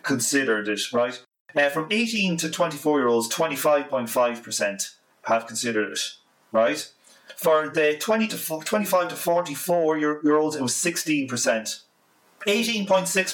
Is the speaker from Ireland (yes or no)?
yes; Ireland; I'm just Irish